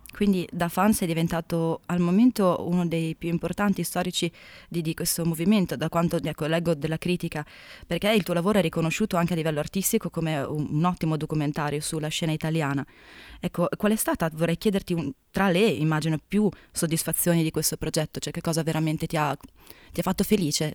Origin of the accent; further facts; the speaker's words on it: Bologna, Emilia-Romagna, Italy; a me da bolognese